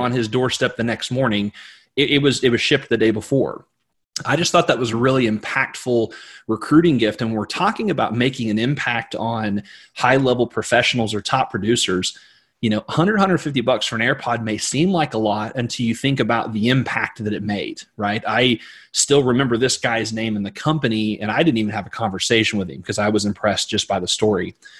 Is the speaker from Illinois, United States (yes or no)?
no; Missouri, United States; I'm from Missouri